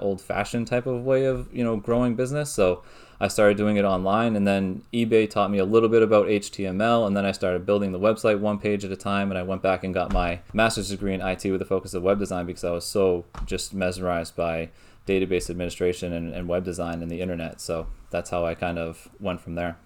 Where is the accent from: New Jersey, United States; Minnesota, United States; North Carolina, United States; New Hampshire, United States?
New Hampshire, United States; I'm from New Hampshire, so New England area.